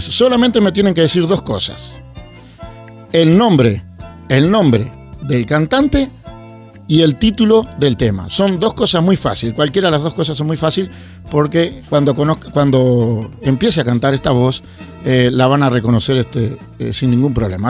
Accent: Uruguay; now in Barcelona, Spain; yo soy uruguayo

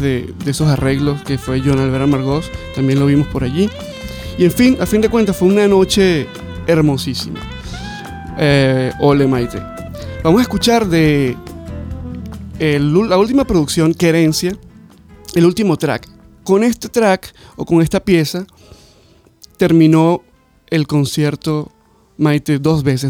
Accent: Venezuela; moved away; como decimos en, mi país, en Venezuela, fiebrudo

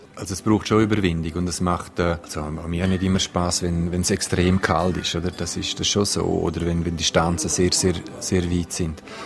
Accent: Graubünden, Switzerland; bei uns in Graubünden, in, in den Alpen

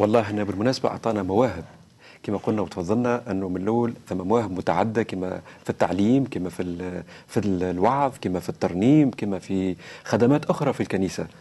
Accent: Tunisia; accent: Tunisian; لهجتنا، لهجة تونسية

